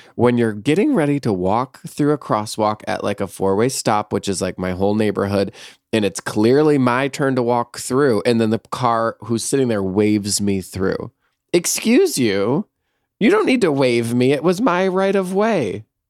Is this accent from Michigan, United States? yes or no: yes; Michigan, United States; moved away as an adult; also born or lived in San Francisco; growing up in Michigan